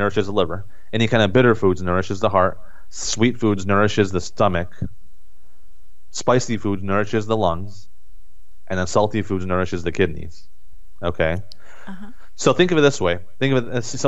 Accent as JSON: {"language": "English", "country": "United States", "tie": "born or raised there", "said": "as Americans, and me growing up in America"}